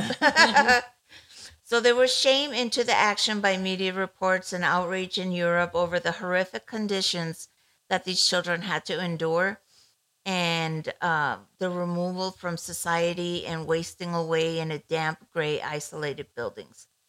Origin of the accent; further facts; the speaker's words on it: Ecuador; moved away; I grew up in Ecuador back in the 80s, 70s, 80s